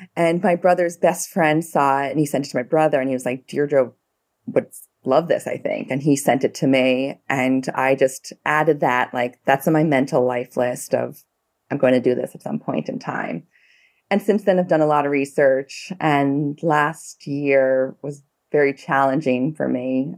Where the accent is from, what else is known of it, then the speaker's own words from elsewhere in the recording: New York City, New York, United States; I'm from the Bronx